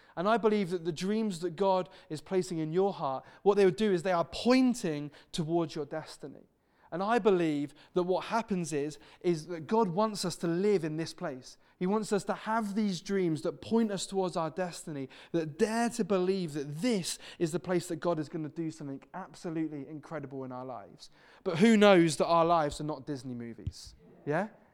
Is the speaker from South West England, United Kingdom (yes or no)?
yes; Devon, South West England, United Kingdom; now in Wirral, United Kingdom; I'm originally from Devon.